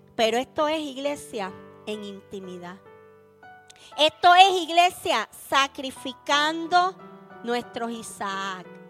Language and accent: Spanish; Puerto Rico; accent: Puerto Rican; en buen puertorriqueño, un pueblo cabezón